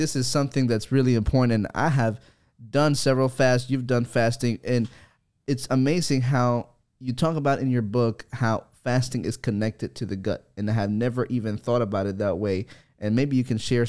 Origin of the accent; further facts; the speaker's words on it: El Salvador; moved away; I'm from El Salvador